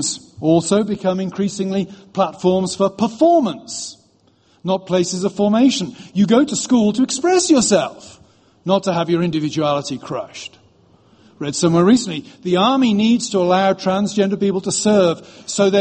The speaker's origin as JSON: {"language": "English", "country": "United Kingdom", "moved": "yes", "lives_now": "United States", "said": "I'm British"}